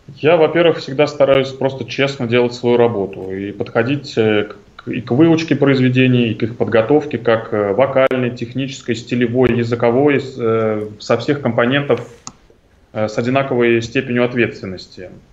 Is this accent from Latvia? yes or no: no; Tashkent, Uzbekistan; now in Moscow, Russia; я родился в Ташкенте